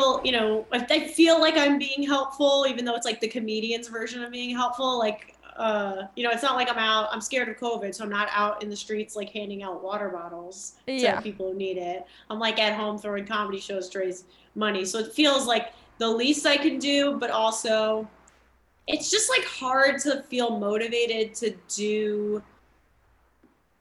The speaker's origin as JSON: {"language": "English", "area": "Long Island", "region": "New York", "country": "United States", "also_born_or_lived": "Chicago", "moved": "yes", "said": "I'm from Long Island, and anytime I say I'm from New York, people are like, so you're not really from New York."}